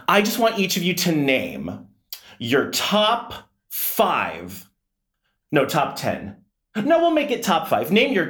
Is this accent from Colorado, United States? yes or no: yes; Colorado, United States; moved away; I grew up in Colorado.